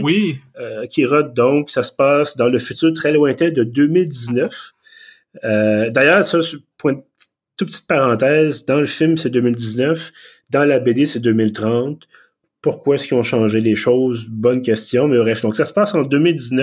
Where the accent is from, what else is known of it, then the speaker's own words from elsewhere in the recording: Quebec, Canada; accent: Québécois; mon excellent accent québécois